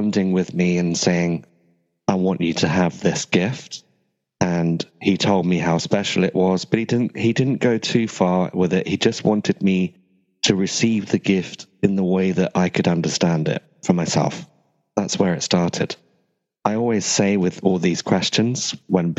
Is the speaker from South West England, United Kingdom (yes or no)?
yes; Glastonbury, South West England, United Kingdom; I'm from Avalon, Glastonbury, otherwise known as the Ancient Isle of Avalon